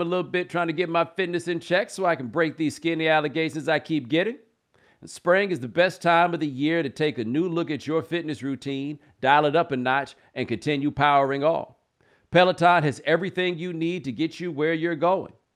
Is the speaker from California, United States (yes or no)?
no; Houston, Texas, United States; I grew up in Houston